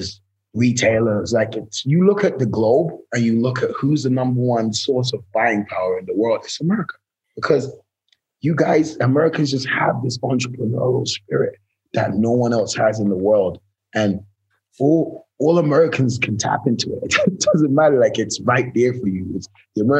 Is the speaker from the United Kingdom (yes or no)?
yes; England, United Kingdom; moved away as an adult; also born or lived in New York; now in Los Angeles, United States; my home country, England